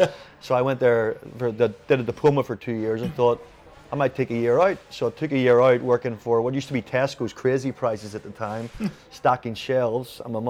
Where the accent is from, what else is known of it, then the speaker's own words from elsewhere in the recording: Ireland; also born or lived in United States / Jamaica; when I came back to Ireland from America and Jamaica, a lot of my mates were boxers.